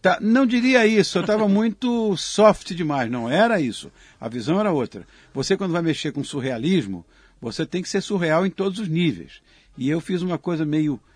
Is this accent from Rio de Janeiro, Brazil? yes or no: yes; Rio de Janeiro, Brazil; Quando eu era garoto, imagina, em Copacabana